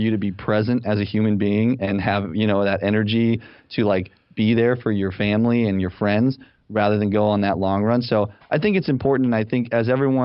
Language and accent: English; Salt Lake City, Utah, United States; moved away as an adult; also born or lived in Los Angeles, California / San Francisco, California; now in Ann Arbor, United States; I'm originally from Salt Lake City, Utah